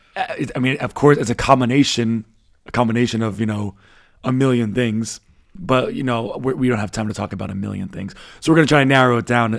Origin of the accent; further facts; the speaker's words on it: United States; first language English; moved away as an adult; now in Berlin, Germany; as an American like myself who never traveled anywhere